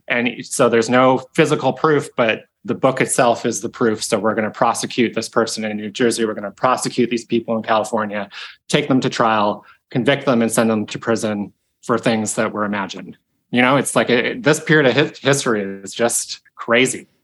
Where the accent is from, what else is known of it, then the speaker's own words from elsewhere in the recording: Victoria, British Columbia, Canada; I grew up in Victoria